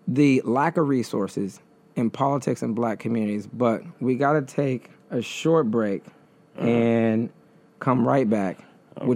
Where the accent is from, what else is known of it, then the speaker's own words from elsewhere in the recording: Detroit, Michigan, United States; now in New York, United States; growing up in Detroit, there's no grocery store chains inside the city limits